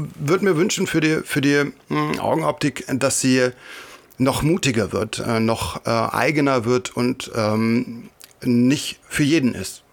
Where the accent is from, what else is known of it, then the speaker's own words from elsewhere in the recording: Thuringia, Germany; Ich komme aus äh, Thüringen